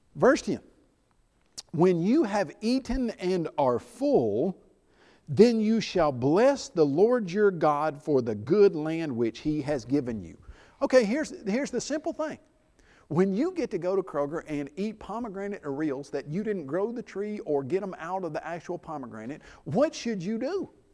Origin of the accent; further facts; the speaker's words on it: Middle Tennessee, United States; I grew up in Middle Tennessee.